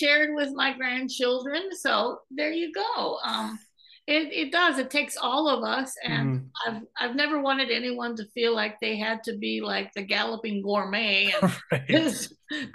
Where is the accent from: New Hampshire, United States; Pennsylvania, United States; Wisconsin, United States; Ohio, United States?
Wisconsin, United States; Green Bay; I'm from Green Bay, born and raised